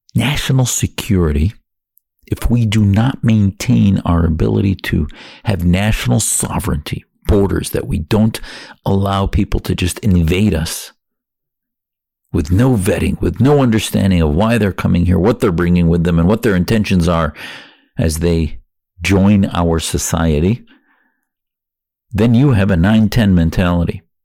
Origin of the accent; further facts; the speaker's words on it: Wisconsin, United States; now in Arizona, United States; I felt I could practice my faith more freely in America growing up in Wisconsin and now in Arizona